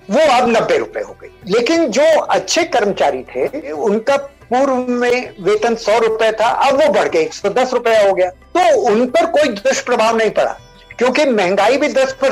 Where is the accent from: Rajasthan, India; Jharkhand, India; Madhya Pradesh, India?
Rajasthan, India; देखिए मैं मारवाड़ी हूं तो उनमें कहावत है कि बनिए की दो पूर्णिमा एक सी नहीं होती